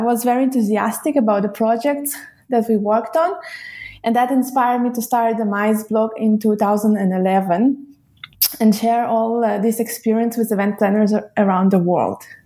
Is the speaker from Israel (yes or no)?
yes; Israel; moved away; also born or lived in Russia / Switzerland / Munich; I was born in Russia and grew up in Israel